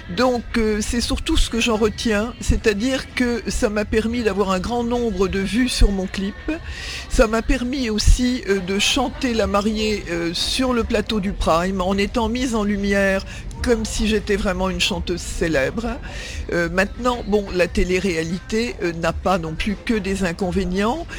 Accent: Neuilly-sur-Seine, Île-de-France, France; j'ai grandi euh, en France puisque je suis né à Neuilly-sur-Seine

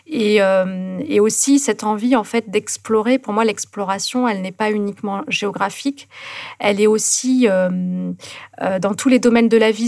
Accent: near Toulouse, Occitania, France; moved away; also born or lived in Carcassonne; je suis née à Carcassonne, et puis après, j'ai vécu à côté de Toulouse

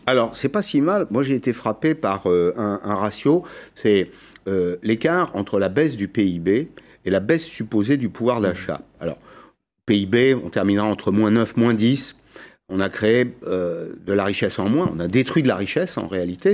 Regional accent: France; chez nous, en France

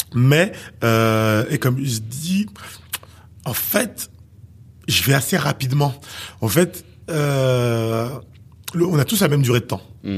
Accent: Haiti; intrinsèquement, je suis haïtien

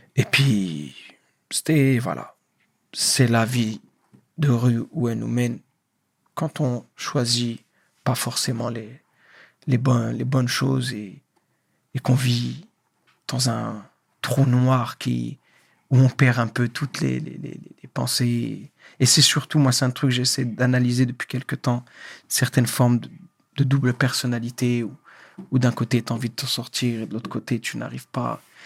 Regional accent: France; born or raised there; moved away as an adult; also born or lived in Algeria; now in Morocco

